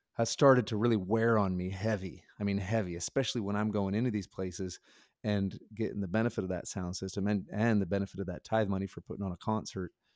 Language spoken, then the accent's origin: English; Nebraska, United States; I grew up in Nebraska